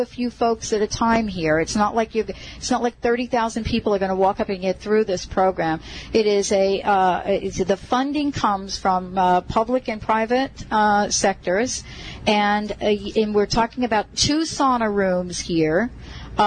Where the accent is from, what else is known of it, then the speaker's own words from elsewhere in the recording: New York City, New York, United States; accent: New York; moved away; I was born in the Bronx